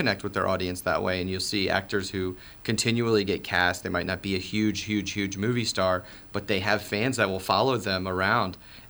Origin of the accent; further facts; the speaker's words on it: Maryland, United States; I'm from the Washington, D.C. area. I grew up in Maryland.